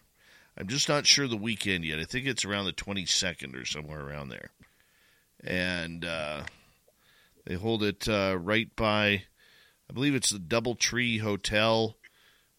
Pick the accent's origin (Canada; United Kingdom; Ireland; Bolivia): Canada; Being Canadian